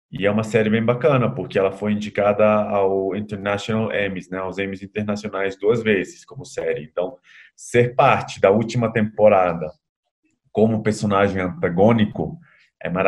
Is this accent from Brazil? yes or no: no; Bolivia; Portuguese is a second language; É, sou boliviano, metade boliviano, metade. Bom, boliviano brasileiro, mas nascido na Bolívia.